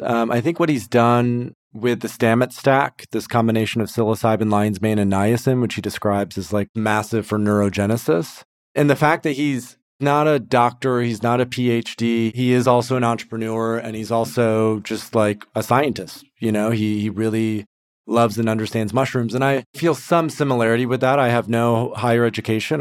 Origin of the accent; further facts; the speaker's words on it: Grand Rapids, Michigan, United States; moved away as an adult; also born or lived in Turkey / Thailand; now in Portugal; I grew up in West Michigan, Grand Rapids area. Left when I was twenty-one, lived abroad for about five, six years, Turkey, Thailand, and also Portugal.